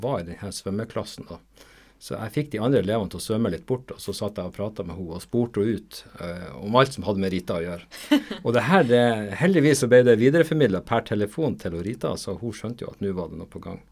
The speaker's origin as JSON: {"language": "Norwegian", "region": "Nordland", "country": "Norway", "said": "jeg er nordlending, og jeg er helt nordlending da. Så eh, begge mine foreldre kommer fra Nordland fylke."}